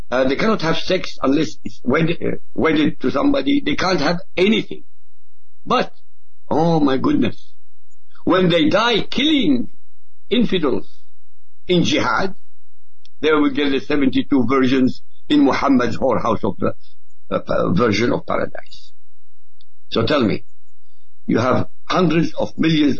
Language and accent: English; Baghdad, Baghdad Governorate, Iraq; first language Arabic; English is a second language; moved away; also born or lived in Europe; Of course, I was born in Iraq. I was born in Baghdad, in fact, in the capital.